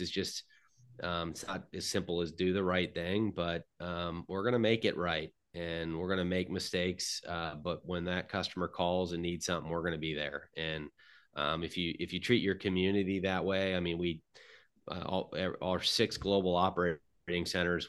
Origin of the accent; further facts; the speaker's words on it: Middleburg, Florida, United States; I'm from Middleburg, Florida. It's a small town outside of Jacksonville